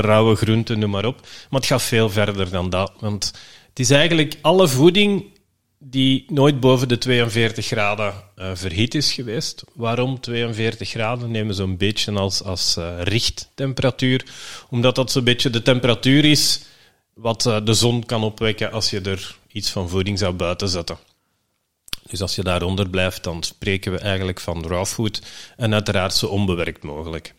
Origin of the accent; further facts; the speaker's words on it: Belgium; we zijn Belgen